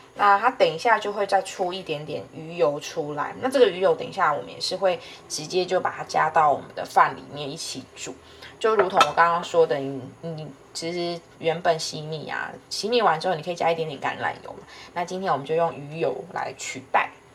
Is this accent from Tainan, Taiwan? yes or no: no; Kaohsiung, Taiwan; 我家乡 高雄市